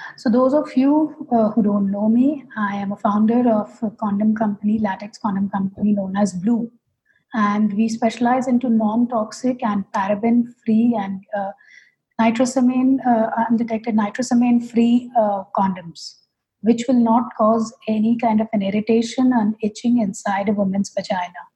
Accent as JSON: {"language": "English", "town": "Kolkata", "region": "West Bengal", "country": "India", "moved": "as an adult", "lives_now": "Hyderabad, India", "said": "my home state being calcutta"}